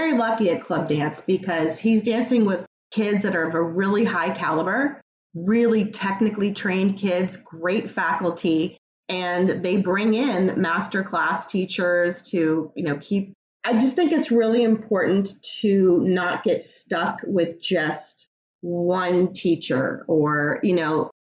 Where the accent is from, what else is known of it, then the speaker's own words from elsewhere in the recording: Virginia, United States; moved away as an adult; I'm from Virginia. I had never left Virginia.